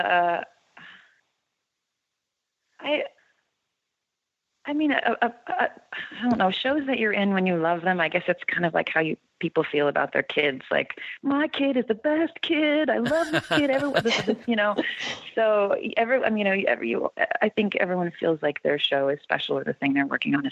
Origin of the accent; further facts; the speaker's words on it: Barrington, Illinois, United States; I grew up in the western burbs of Chicago, Barrington, and then went to Northwestern to study music